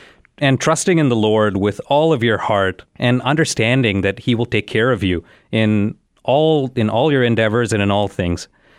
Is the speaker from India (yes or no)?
yes; India; now in Chicago, United States; So I moved to Chicago from India, mm-hmm. You know, about 15 years ago, right?